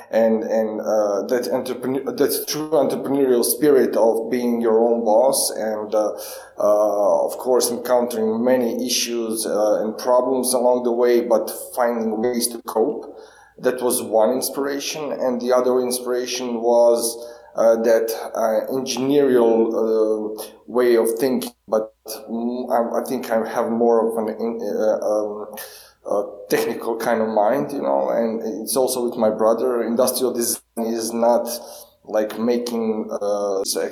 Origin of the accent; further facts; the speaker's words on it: Duga Resa, Karlovac County, Croatia; I grew up in Dugaresa, that's a small town near Karlovac